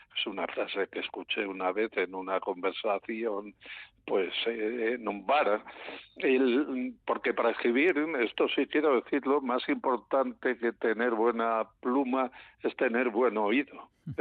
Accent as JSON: {"language": "Spanish", "town": "León", "region": "Castile and León", "country": "Spain", "said": "yo soy de León"}